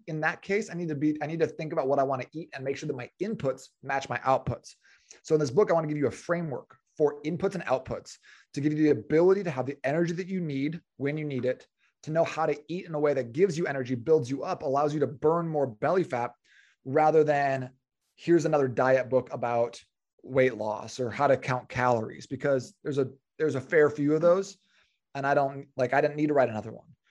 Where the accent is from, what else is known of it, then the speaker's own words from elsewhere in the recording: Phoenix, Arizona, United States; I was born and raised in Phoenix, uh, which is where I'm currently living with my wife